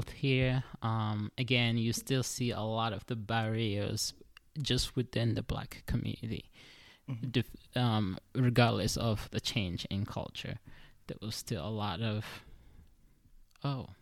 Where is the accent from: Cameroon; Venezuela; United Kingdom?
Cameroon; now in United States; I was born in Cameroon, right? And then I moved to the United States. Then I went to school here